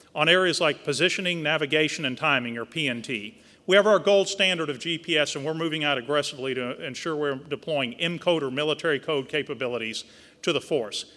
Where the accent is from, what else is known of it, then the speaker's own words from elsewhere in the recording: South Texas, United States; moved away; Growing up in South Texas with a family who had a very small oil field production company near Victoria, Texas